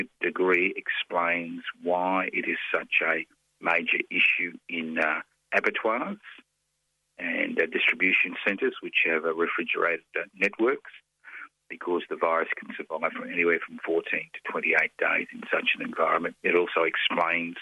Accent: Brisbane, Queensland, Australia; moved away as an adult; I was born in Brisbane. I know what it was like to grow up in Queensland in the 50s and 60s and the early 70s before I was forced to leave

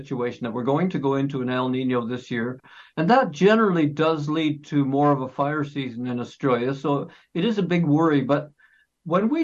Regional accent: Canada; I can tell you as a Canadian

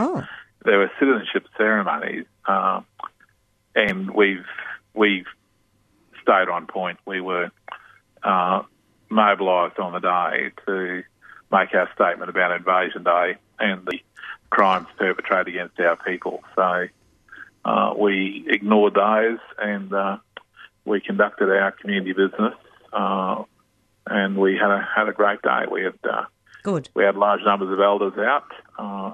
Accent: Brisbane, Queensland, Australia; born and bred in Brisbane, and always lived here in Brisbane.

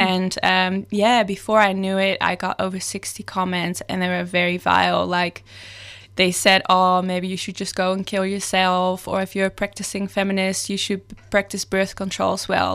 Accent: Netherlands; moved away as an adult; now in Melbourne, Australia; I'm originally from the Netherlands.

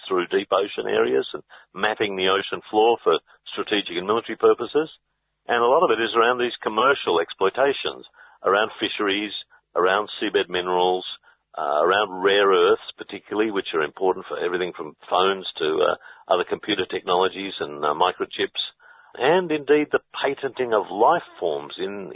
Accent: Gippsland, Victoria, Australia; I grew up in Gippsland

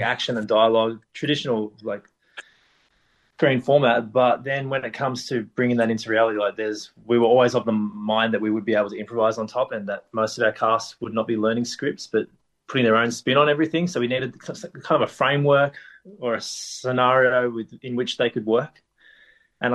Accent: Bendigo, Victoria, Australia; now in Melbourne, Australia; coming to Melbourne from growing up in Bendigo

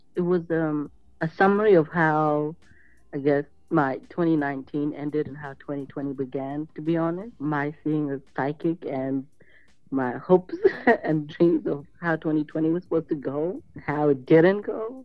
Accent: Australia; born or raised there

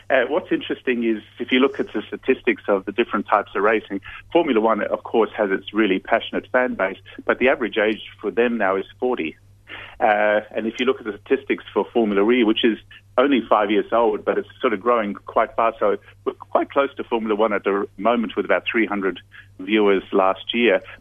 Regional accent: Darwin, Northern Territory, Australia; born there; moved away; also born or lived in Silicon Valley / Hong Kong; I'm actually uh, about as Aussie as you can get. I'm a crocodile Dundee type, so I was born in Darwin uh, but I spent most of my life actually out of Australia uh, in Silicon Valley

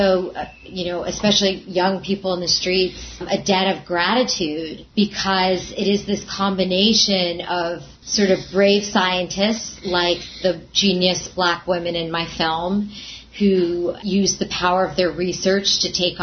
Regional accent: New York, United States; I'm a New Yorker

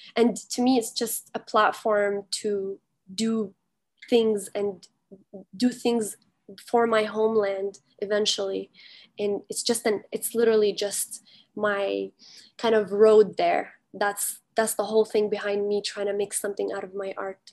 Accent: Kuwait; now in Canada; I was born and raised in Kuwait

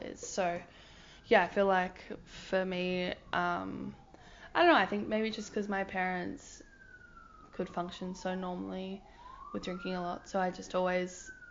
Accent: Hunter Valley, New South Wales, Australia; now in Melbourne, Australia; I'm from the Hunter Valley originally

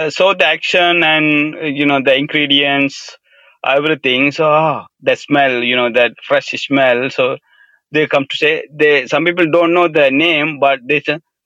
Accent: Sri Lanka; moved away as an adult; I grew up in Sri Lanka, a very small village, and until I left country

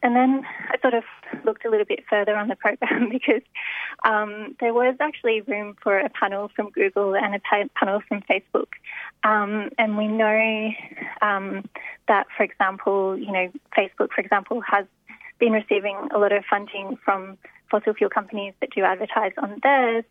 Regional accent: Australia; as Australian journalists

